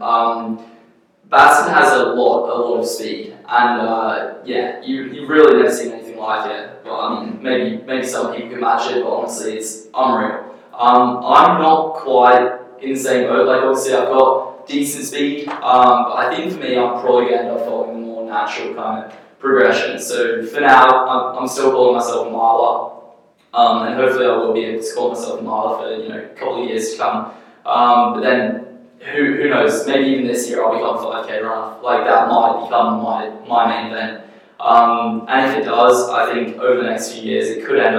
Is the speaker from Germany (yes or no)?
no; Australia; moved away as an adult; also born or lived in England; now in United States; I've swapped over from Australia. I obviously grew up there